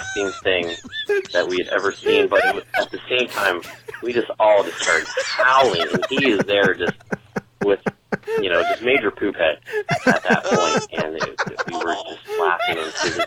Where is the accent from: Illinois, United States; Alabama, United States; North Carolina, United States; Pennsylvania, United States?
Pennsylvania, United States; Western; Growing up in Western Pennsylvania, hunting is definitely one of the major pastimes